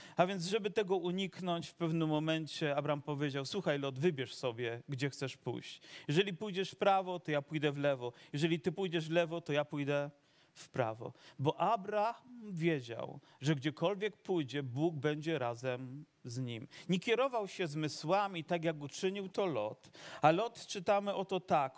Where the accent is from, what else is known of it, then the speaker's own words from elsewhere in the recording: Dąbrowa Górnicza, Silesian Voivodeship, Poland; also born or lived in Zagórze (Sosnowiec); urodziłem się w Dąbrowie urodziłem się w Dąbrowie